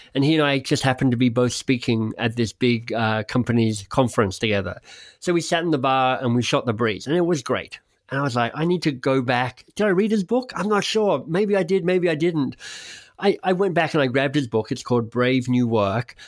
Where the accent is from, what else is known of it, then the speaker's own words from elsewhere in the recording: Canberra, Australian Capital Territory, Australia; I grew up in Canberra, Australia's national capital